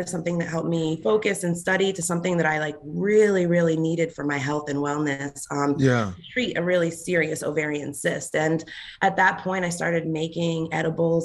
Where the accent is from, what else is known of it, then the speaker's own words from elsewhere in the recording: Boston, Massachusetts, United States; also born or lived in Mattapan / Stoughton, Massachusetts / Philadelphia / Los Angeles; I'm from Boston. I'm originally from Dorchester